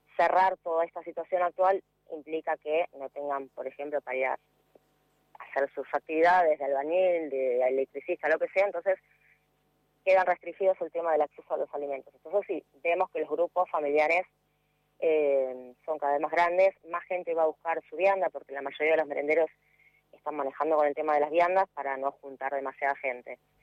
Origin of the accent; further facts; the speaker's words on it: San Martín, Buenos Aires Province, Argentina; Yo soy de San Martín, Buenos Aires.